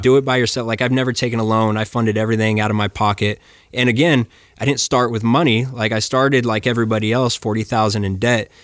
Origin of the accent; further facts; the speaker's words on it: Flagstaff, Arizona, United States; I grew up in Flagstaff